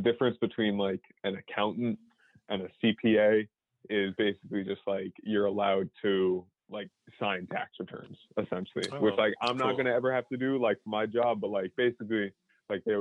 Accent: New York, United States; also born or lived in Boston; I'm from New York

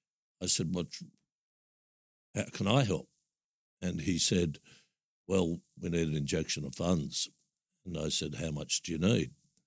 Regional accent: Sydney, New South Wales, Australia; moved away as an adult; also born or lived in Narrabeen / Northern Beaches; being born and bred in Maroubra.

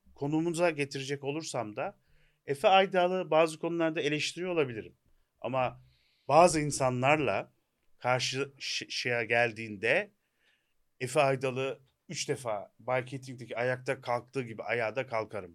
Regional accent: Turkey

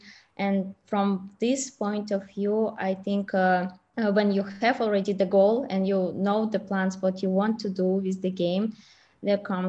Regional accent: Russia; moved away as an adult; also born or lived in China; I actually was studying in China and I'm from Russia

